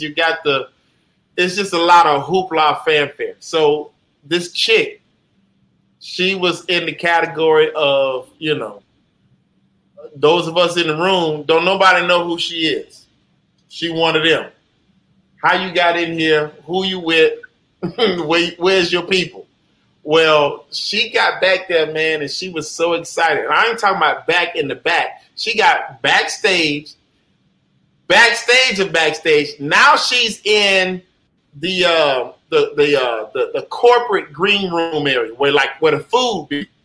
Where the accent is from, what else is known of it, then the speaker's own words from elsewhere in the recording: Jacksonville, Florida, United States; where I'm from in Jacksonville, you know, Duval County, you know, uh, born and raised on Moncrief, Moncrief in Jacksonville, Florida